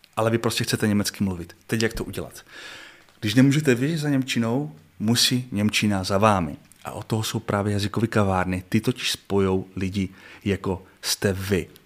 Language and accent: Czech; Czechia; jako Čech